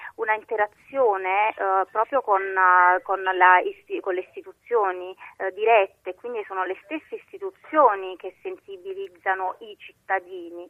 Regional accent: Naples, Campania, Italy; da napoletana

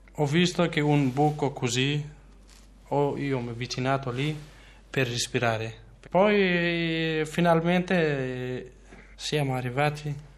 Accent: Kurdistan, Turkey; Italian is a second language; moved away as an adult; now in Verona, Italy; origine, origine sono curdo. Mi manca sempre, anche io prima non volevo lasciare la mia terra dove nato io.

